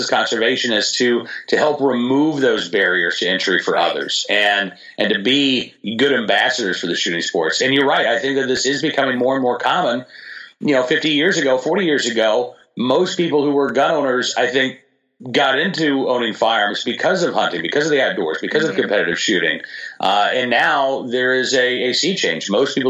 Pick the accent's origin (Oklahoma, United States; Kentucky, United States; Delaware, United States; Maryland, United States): Oklahoma, United States; I grew up in a very gun-friendly state. I grew up in Oklahoma